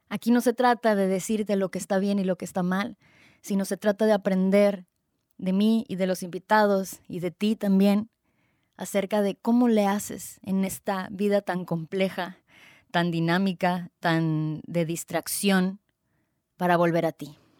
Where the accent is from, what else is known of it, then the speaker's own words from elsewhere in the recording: Tijuana, Baja California, Mexico; also born or lived in Guadalajara, Jalisco; nací en Guadalajara, Jalisco, en el 89, es decir, tengo 31 años y no lo puedo creer, ya casi 32 años en noviembre. Em, desde los 7 años nos venimos, migramos toda mi familia em, aquí a Tijuana, Tijuana, Baja California